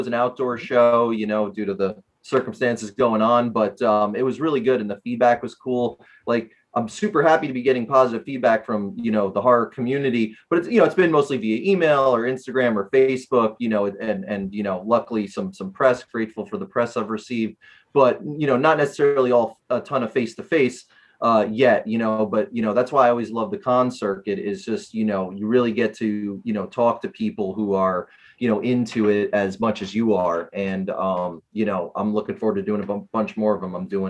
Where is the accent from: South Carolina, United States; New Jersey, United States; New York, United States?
New Jersey, United States; Well, I'm from New Jersey specifically.